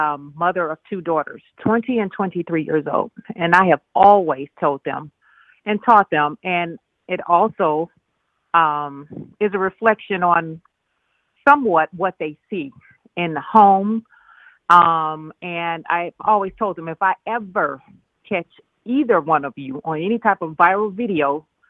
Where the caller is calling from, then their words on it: Chicago, Illinois, United States; This is …. I'm calling from Chicago.